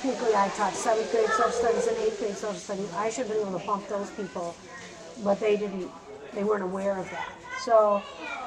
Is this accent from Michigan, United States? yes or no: no; Mankato, Minnesota, United States; moved away as an adult; also born or lived in South Dakota / Southern Missouri; now in Grinnell, United States; I grew up in Mankato, Minnesota, which is a town of about 30,000 people south and west of Minneapolis